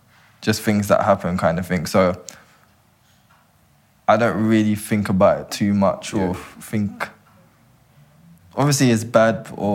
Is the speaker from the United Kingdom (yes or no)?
yes; London, United Kingdom